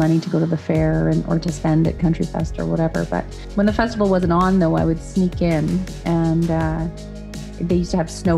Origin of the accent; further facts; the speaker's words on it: Dauphin, Manitoba, Canada; I love playing my hometown of Dauphin